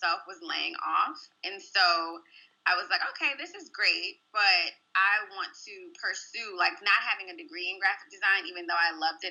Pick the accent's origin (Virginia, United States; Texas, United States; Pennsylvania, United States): Virginia, United States; Chesterfield; I grew up in Chesterfield, Virginia, which is the southern suburbs of Richmond